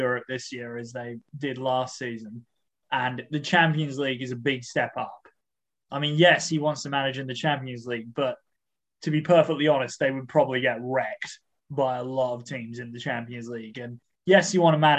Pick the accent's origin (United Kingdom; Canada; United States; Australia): Australia; I'm an Australian